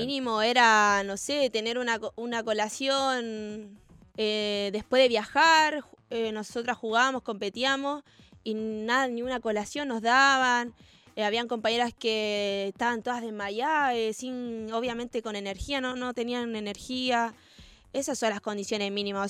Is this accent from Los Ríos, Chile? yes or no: no; Antofagasta, Chile; moved away as an adult; now in Argentina; nací en Antofagasta, que es más cerca... Mm, cerca como de Perú